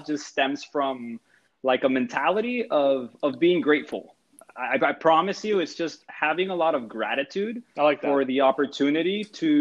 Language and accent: English; San Pedro Sula, Cortés, Honduras; moved away; I was born in San Pedro Sula, Honduras